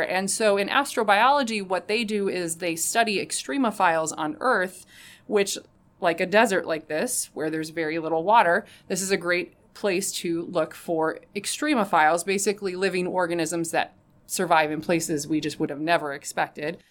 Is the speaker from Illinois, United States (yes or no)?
yes; Rockford, Illinois, United States; my hometown of Rockford